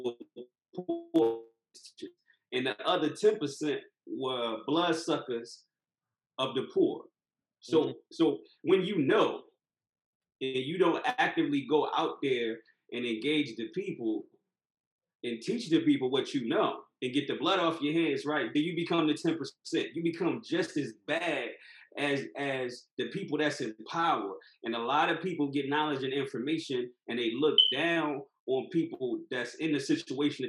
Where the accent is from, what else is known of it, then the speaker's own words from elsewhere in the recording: Philadelphia, Pennsylvania, United States; moved away; Growing up in Philly